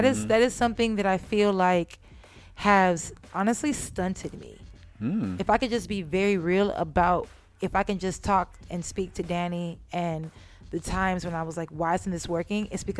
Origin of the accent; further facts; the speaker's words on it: San Jose, California, United States; originally from San Jose, California. So the Bay Area.